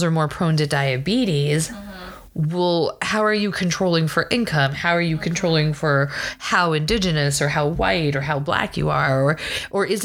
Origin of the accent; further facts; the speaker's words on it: Texas, United States; also born or lived in Mexico City, Mexico; I was born in Mexico City and I grew up on the U.S.-Mexico border.